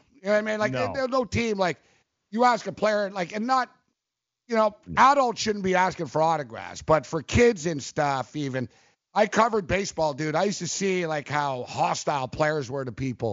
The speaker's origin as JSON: {"language": "English", "town": "Montreal", "region": "Quebec", "country": "Canada", "tie": "born or raised there", "said": "I grew up in Montreal"}